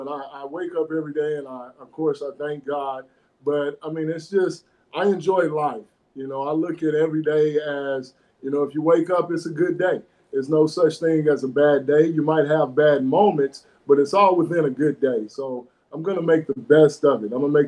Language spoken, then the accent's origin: English; Fort Smith, Arkansas, United States; I was born and raised here in Fort Smith, and went through Darby and Northside